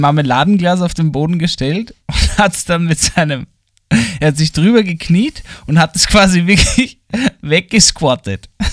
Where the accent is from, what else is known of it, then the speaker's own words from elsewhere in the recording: Vienna, Austria; accent: Wiener Dialekt; Mir wurde der Dialekt abgesprochen, dass ich aus Wien bin